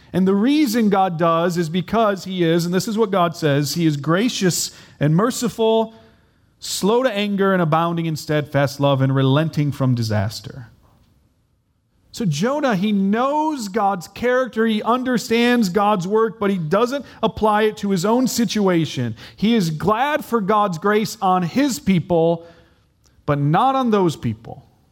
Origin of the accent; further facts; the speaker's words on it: United States; I'm American